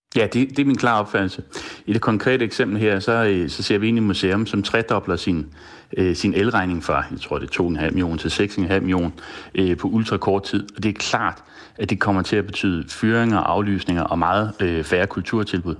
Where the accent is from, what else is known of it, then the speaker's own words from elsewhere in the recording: Denmark; som dansker